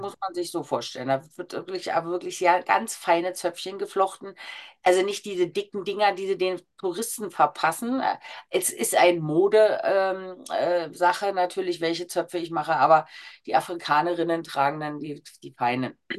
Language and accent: German; Berlin, Germany; Als Berlinerin Großschnauze